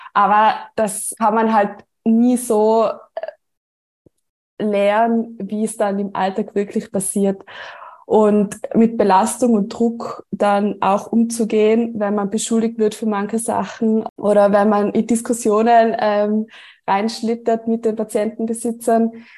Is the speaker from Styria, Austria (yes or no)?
no; Tyrol, Austria; Wie man unschwer erkennen oder hören kann, ähm, komme ich aus Tirol, also ich komme ähm, aus dem ländlichen Bereich